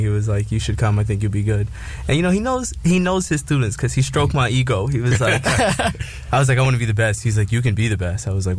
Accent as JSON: {"language": "English", "region": "South Florida", "country": "United States", "tie": "born or raised there", "moved": "as an adult", "lives_now": "New York, United States", "said": "I grew up in South Florida, so okay. I'm not from New York."}